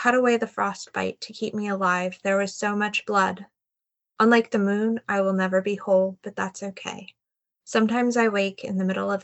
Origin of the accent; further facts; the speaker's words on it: United States; as an American myself